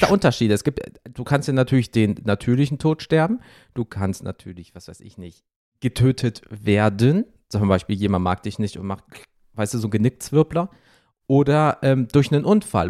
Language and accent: German; Rhineland, Germany; ich komme aus dem Rheinland genauso wie du.